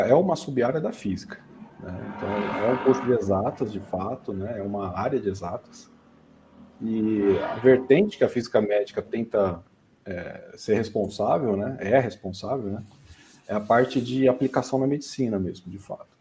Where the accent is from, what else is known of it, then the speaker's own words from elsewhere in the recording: São Bernardo do Campo, São Paulo, Brazil; moved away as an adult; also born or lived in Ribeirão Preto; Eu mudei com sete anos de idade para São Bernardo do Campo e fiquei até final da adolescência